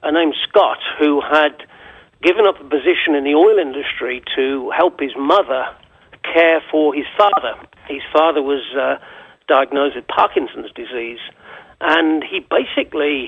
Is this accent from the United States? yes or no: no; England, United Kingdom; moved away as an adult; I'm English. I moved here in 2004